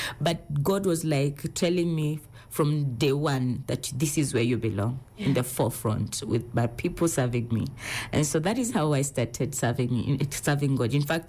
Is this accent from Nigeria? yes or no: no; Thika, Kiambu County, Kenya; I was born and brought up in Thika.